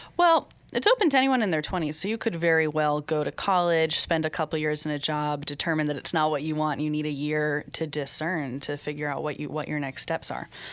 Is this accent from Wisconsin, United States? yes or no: no; Seattle, Washington, United States; moved away as an adult; also born or lived in Poughkeepsie, New York / Cameroon; now in Dutchess County, United States; I grew up in Seattle, Washington, with passionate atheists who believe in freedom from religion